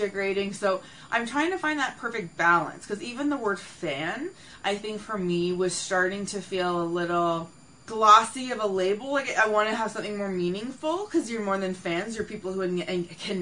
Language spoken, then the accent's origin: English; Canada; I'm personally Canadian